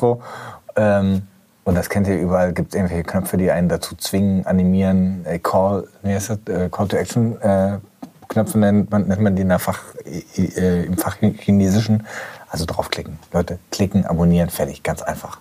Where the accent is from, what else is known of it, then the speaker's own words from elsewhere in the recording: Gelsenkirchen, North Rhine-Westphalia, Germany; bin ich in Gelsenkirchen-Schalke aufgewachsen